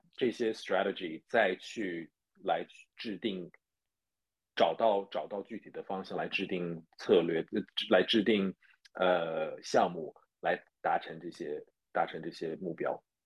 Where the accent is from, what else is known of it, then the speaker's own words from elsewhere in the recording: Zhejiang, China; moved away as an adult; also born or lived in New Zealand; 我是浙江人嘛